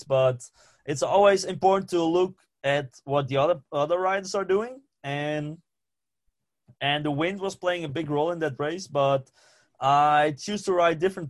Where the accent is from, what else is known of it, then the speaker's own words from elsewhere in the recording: Friesland, Netherlands; first language West Frisian; English is a second language; I grew up in Friesland, where they speak a completely different language.